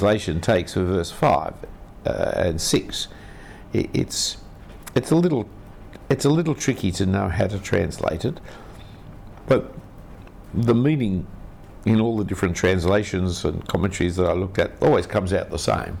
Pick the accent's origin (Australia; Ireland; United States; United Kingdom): Australia; being an Australian